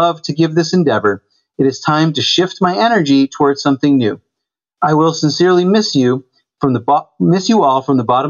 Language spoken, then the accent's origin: English; Mason, New Hampshire area, United States; In the Monadnock region, Marty's driving range is like 7-8 minutes from my parents' house, from where I grew up.